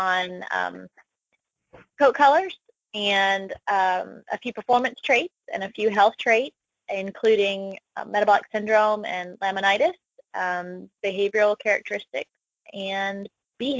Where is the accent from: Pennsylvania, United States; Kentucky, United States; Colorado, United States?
Kentucky, United States; Lexington; I'm originally from Lexington, Kentucky, and so I like to say that horses are kind of in my genes.